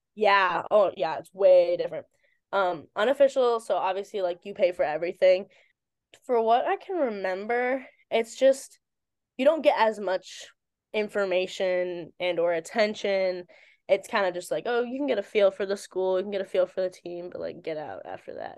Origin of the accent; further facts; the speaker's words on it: Virginia, United States; moved away as an adult; now in New Jersey, United States; I'm from Virginia.